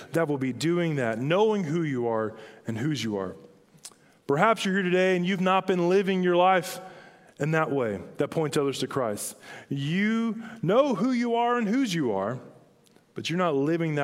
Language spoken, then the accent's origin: English; Hinesville, Georgia, United States; I grew up in Hinesville, Georgia